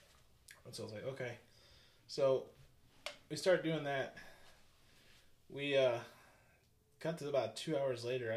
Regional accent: St. Louis, Missouri, United States; I grew up in St. Louis

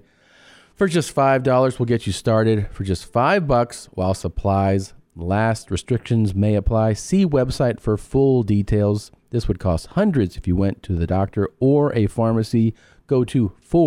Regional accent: Miami, Florida, United States; moved away; It's Miami. They're really crazy down there. At least they were when I was growing up.

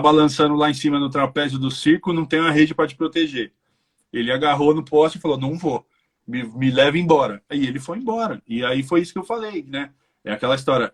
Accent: Brazil; moved away as an adult; now in Ireland; eu como brasileiro

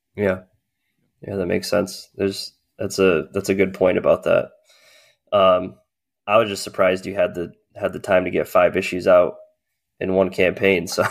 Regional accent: New England, United States; also born or lived in Massachusetts; I grew up in the New England area, so, uh, I lived in Massachusetts for a long time

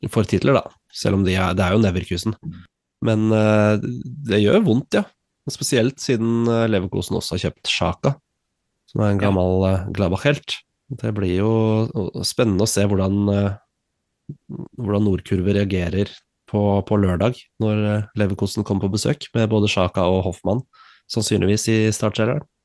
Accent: Switzerland; born there; jeg er født i Sveits, men uh, to statsborgerskap.

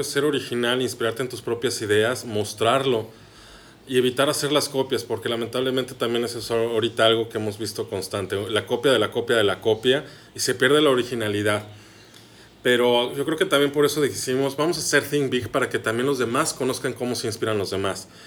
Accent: Mexico City, Mexico; moved away as an adult; now in Hermosillo, Mexico; Yo que soy chilango, yo que vengo de la Ciudad de México, ya tengo casi ocho años viviendo aquí en Hermosillo

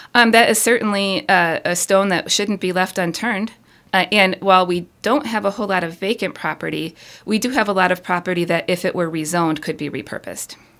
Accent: Ann Arbor, Michigan, United States; moved away as an adult; also born or lived in East Coast; now in Houghton, United States; I was born and raised downstate in the Ann Arbor area

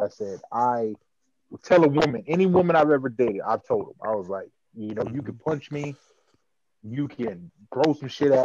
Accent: Pasadena, California, United States; also born or lived in Rancho Cucamonga; now in Lancaster, United States; I at least spent about 6-7 years of my life in Pasadena, so I consider myself from Pasadena

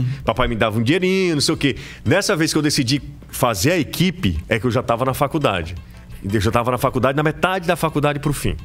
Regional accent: Aracati, Ceará, Brazil; eu nasci em Aracati por, por conta da maternidade, ficava em Aracati, mas hum. os meus primeiros dias de vida foram em Majorlândia. Então eu passei a minha vida inteira em Majorlândia

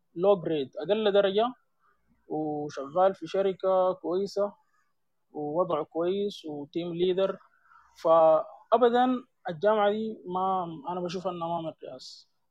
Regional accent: Sudan; عندنا في السودان

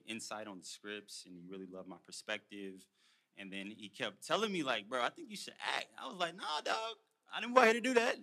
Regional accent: Houston, Texas, United States; moved away as an adult; also born or lived in Louisiana; now in Los Angeles, United States; I'm a country boy. I'm from Houston, Texas. Family from Louisiana.

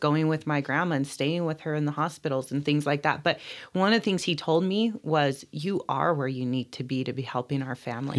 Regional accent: Bishop, California, United States; also born or lived in Riverside, California; I grew up here in Bishop, went away to school, uh, starting in high school when we went to boarding school, Sherman Indian High School

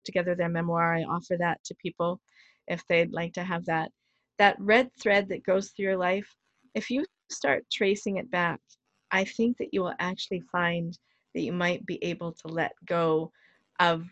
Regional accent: Canada; I'm proud of being a Canadian.

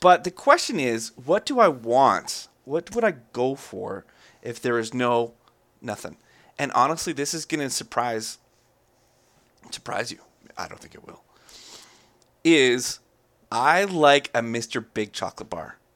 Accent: Canada; I'm very Canadian

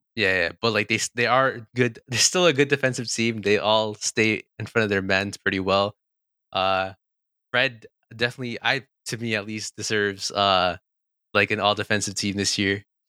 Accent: Toronto, Ontario, Canada; we're from Toronto

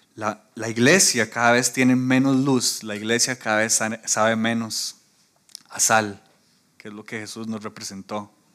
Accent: Costa Rica

